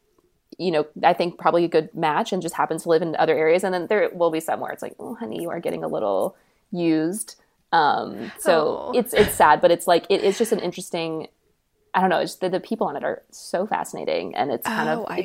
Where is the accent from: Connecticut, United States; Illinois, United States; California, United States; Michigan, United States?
California, United States; San Diego; I'm from San Diego